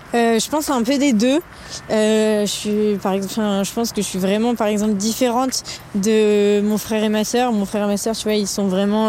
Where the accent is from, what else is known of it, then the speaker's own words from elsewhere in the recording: Lyon, Auvergne-Rhône-Alpes, France; je suis née à Lyon